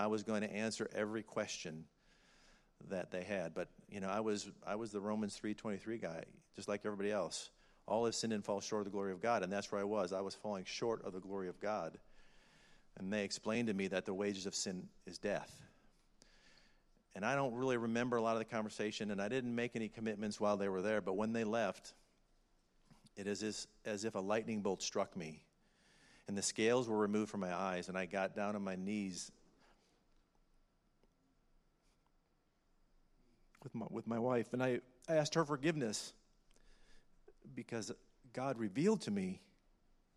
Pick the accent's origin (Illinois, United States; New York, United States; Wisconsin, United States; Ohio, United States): Wisconsin, United States; accent: northern; now in Montgomery, United States; I'm a Yankee from Wisconsin. If you say Wisconsin, you get the nasal going. You got to say it right. Wisconsin, not Wisconsin, Wisconsin. And that's where I'm from. I grew up as a part of the C&E Club